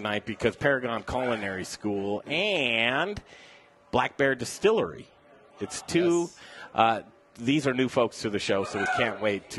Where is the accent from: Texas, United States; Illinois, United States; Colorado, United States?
Colorado, United States; Denver; I grew up in Cherry Creek.